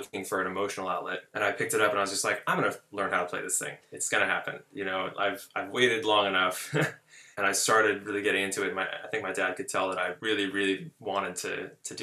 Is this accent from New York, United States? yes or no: no; Chico, California, United States; moved away as an adult; now in Los Angeles, United States; I'm from California. I was born in Chico, California, which is sort of a college town pretty far up in Northern California. And when I was growing up there